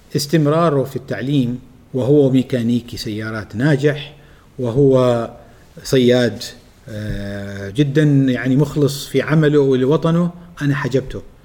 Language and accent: Arabic; Oman; عندنا في عمان